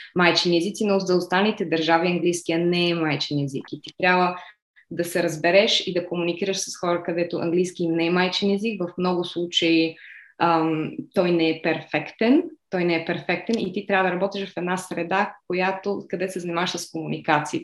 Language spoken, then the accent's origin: Bulgarian; Bulgaria; first language Bulgarian; moved away as an adult; also born or lived in Budapest, Hungary / Slovakia / Singapore / Malaysia; now in Madrid, Spain; Родена съм в Будапешта, но по-голямата част от живота си съм прекарала в България